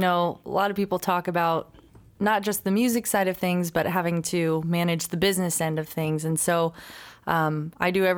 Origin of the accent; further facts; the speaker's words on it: Phoenix, Arizona, United States; now in Nashville, United States; I'm from Phoenix.